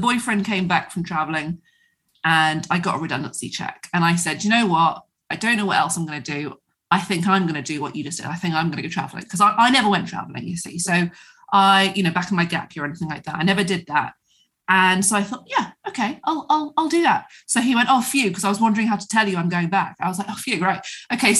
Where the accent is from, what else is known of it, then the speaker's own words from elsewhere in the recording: Devon, South West England, United Kingdom; moved away; also born or lived in London; I'm from Devon